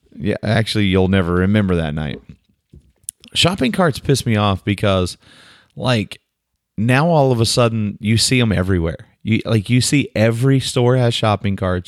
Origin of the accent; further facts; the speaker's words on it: Oklahoma, United States; I'm some dummy from Oklahoma